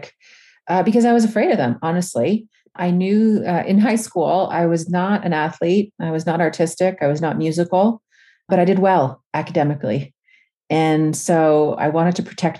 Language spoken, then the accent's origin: English; Northern Ontario, Canada; my hometown, which was really odd because I lived in Northern Ontario in a small town.